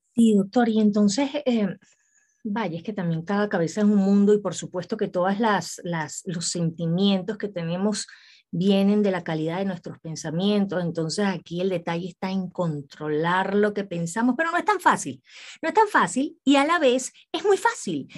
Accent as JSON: {"language": "Spanish", "country": "Venezuela", "moved": "yes", "lives_now": "Mexico", "said": "yo soy venezolana, pero soy bien mexicana."}